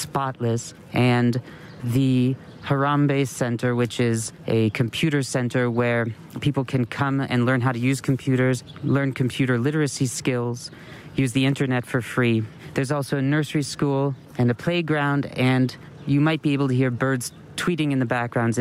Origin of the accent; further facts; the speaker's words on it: United States; as an American